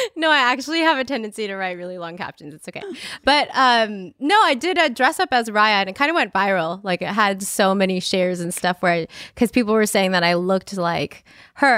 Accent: United States; I'm Filipino American. I was born here and I am, I belong here too.

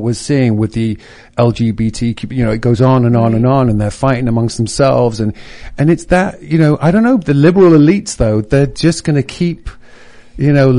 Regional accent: England, United Kingdom; now in United States; I come from England

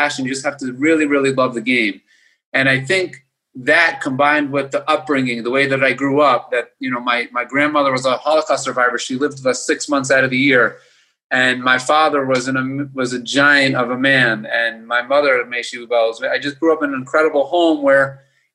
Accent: Baltimore, Maryland, United States; I grew up in Baltimore, Maryland

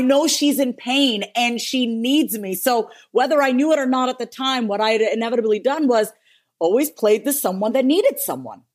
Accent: New York, United States; we were born and raised in New York

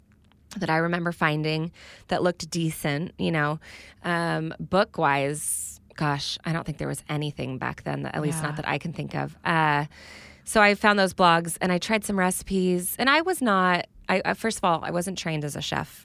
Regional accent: California, United States; I have never heard of it, but I'm from Northern California.

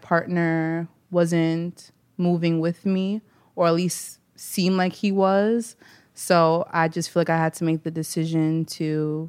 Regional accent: New York City, New York, United States; I'm from Queens.

